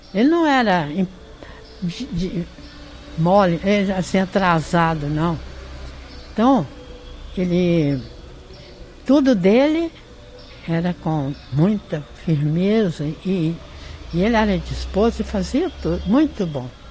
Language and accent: Portuguese; Pará de Minas, Minas Gerais, Brazil; a minha cidade natal que eu amo de paixão. Gosto muito daqui e tem prazer de ter nascido aqui